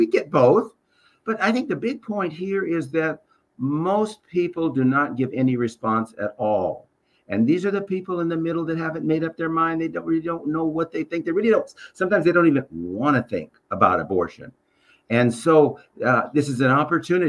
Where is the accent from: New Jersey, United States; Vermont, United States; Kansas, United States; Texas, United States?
Texas, United States; Waco; this is my hometown